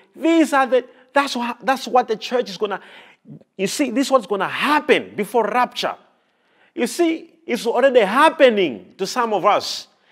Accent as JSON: {"language": "English", "country": "Malawi", "said": "I'm a Malawian and I come from Malawi"}